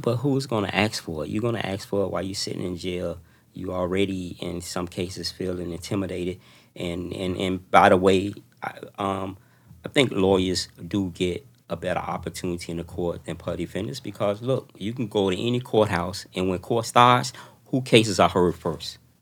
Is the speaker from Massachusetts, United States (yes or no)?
no; Miami, Florida, United States; growing up in Oldtown, in public housing, in large amount of projects